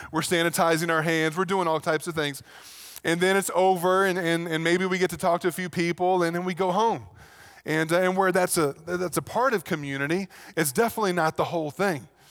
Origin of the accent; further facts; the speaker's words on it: Virginia, United States; moved away; back in Virginia, that's pretty much what you did